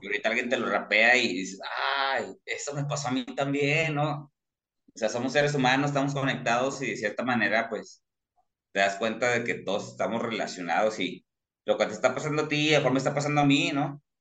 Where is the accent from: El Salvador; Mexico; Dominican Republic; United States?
Mexico; Torreón, Coahuila; como soy de la laguna de Torreón